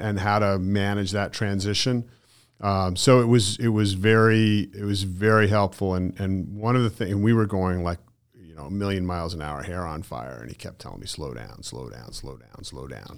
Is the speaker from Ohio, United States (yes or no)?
no; Connecticut, United States; moved away as an adult; now in Southwest Florida, United States; I come from Connecticut, so I've been there my whole life